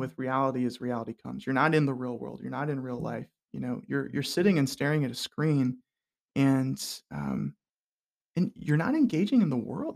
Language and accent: English; Hilton Head Island, South Carolina, United States; I grew up on Hilton Head Island, South Carolina